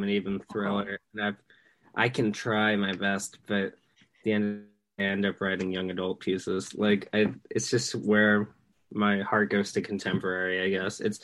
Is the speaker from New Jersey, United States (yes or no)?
no; Massachusetts, United States; also born or lived in Maine; I'm from Massachusetts, but my mom's side is from Maine